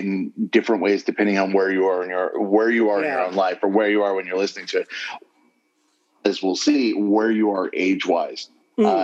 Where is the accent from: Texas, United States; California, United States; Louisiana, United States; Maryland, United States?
California, United States; Southern; I grew up in Southern California